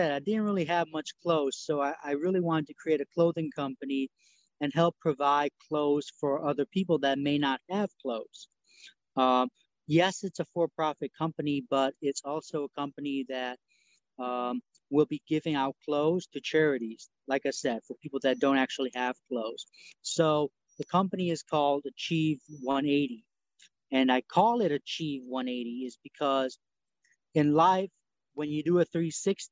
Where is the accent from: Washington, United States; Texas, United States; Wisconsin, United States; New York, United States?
New York, United States; English is a second language; now in Tennessee, United States; I'm from New York. I currently live in Tennessee